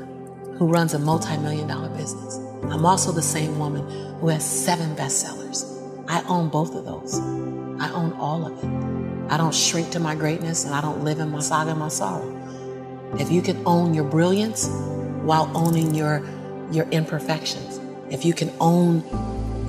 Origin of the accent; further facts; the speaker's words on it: Los Angeles, California, United States; born and raised in South Central